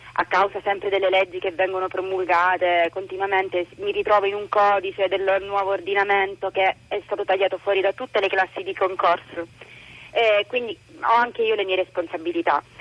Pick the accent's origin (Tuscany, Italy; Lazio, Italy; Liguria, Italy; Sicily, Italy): Sicily, Italy; Catania; now in Rome, Italy; Sono di Catania, vivo a Roma